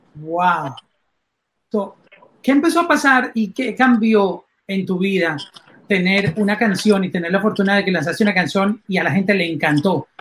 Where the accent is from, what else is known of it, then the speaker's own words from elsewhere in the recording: Colombia; mi país, en Colombia